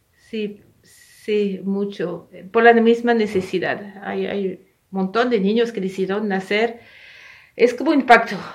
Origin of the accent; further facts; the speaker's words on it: France; moved away; also born or lived in Ecuador; yo nací en Francia, ¿no? En Europa